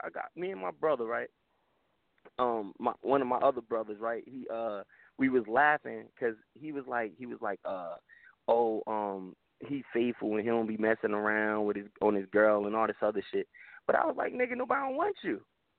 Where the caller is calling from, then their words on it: New Jersey, United States; I'm from Jersey or whatever.